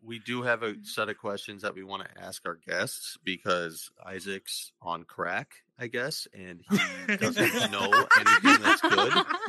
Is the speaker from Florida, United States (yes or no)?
no; Chicago, Illinois, United States; I'm from Chicago.